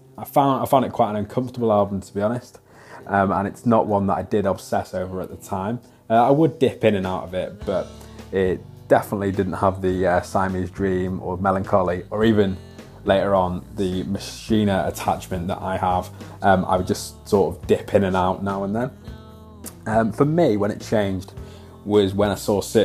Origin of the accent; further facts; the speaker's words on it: Wales, United Kingdom; I'm from Wales